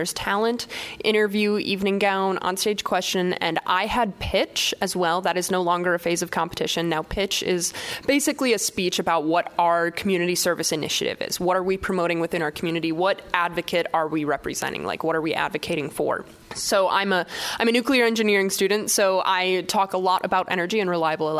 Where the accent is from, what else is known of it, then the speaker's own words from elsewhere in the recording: Wausau, Wisconsin, United States; also born or lived in Madison, Wisconsin; being born and raised in Wausau